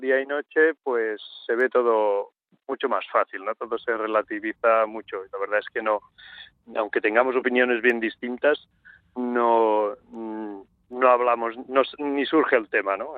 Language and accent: Spanish; Catalonia, Spain; yo soy catalán